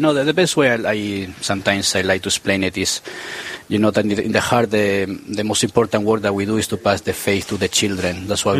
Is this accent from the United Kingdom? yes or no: no; Peru; moved away as an adult; also born or lived in New Jersey / New York; now in Austin, Minnesota, United States; I'm originally from Peru. I'm the pastor of Queen of Angels Catholic Church in Austin, Minnesota.